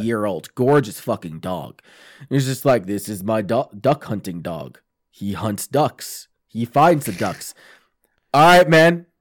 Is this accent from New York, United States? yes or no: yes; Long Island, New York, United States; Long Island, which I thought was cool as shit because that's, like, my hometown